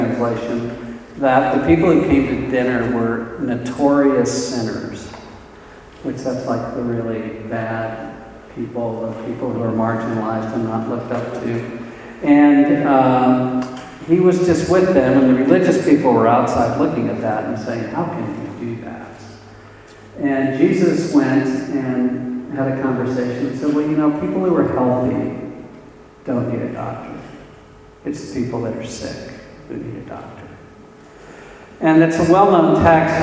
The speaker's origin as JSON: {"language": "English", "town": "Arcadia", "region": "California", "country": "United States", "tie": "born or raised there", "also_born_or_lived": "Monrovia", "said": "I live in the Los Angeles area, and I grew up in Arcadia, which is here, and moved all the way to Monrovia, which is here."}